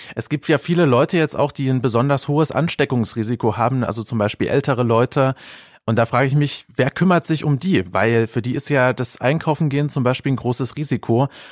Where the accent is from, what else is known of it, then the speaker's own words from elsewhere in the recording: Germany; bei uns in Deutschland